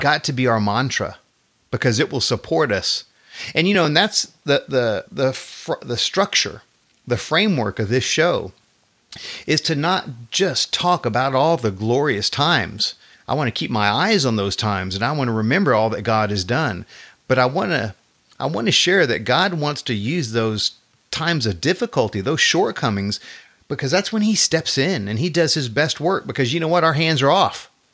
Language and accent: English; Texas, United States; I've been here all my life